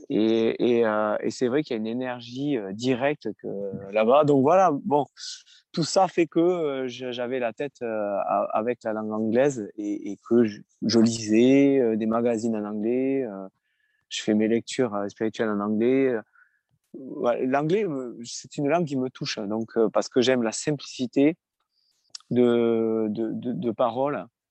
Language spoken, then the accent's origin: French; France; je chante en français, en anglais, mais je suis français